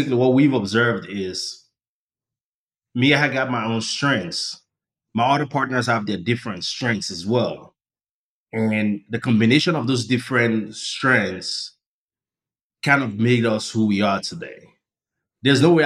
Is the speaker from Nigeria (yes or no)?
yes; Nigeria; moved away as an adult; now in United States; I was born and raised in Nigeria. I came to the United States for grad school.